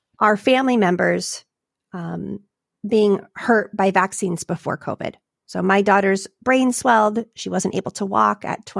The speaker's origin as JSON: {"language": "English", "region": "California", "country": "United States", "said": "We're from California."}